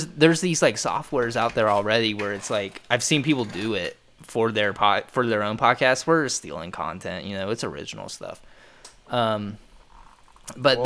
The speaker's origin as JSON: {"language": "English", "town": "Lewisburg", "region": "Ohio", "country": "United States", "tie": "born or raised there", "said": "the hometown we grew up in, or at least I grew up"}